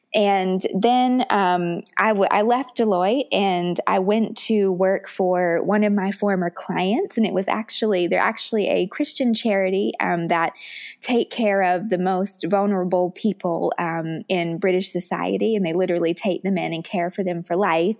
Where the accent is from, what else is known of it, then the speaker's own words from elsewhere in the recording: Richmond, Virginia, United States; where I grew up in Richmond, Virginia